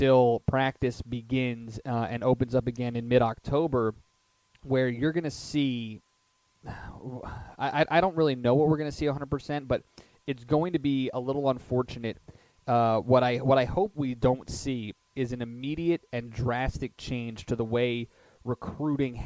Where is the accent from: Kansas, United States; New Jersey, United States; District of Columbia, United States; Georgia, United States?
Georgia, United States; Augusta; I was born in Augusta, Georgia, and it always has a soft spot for me.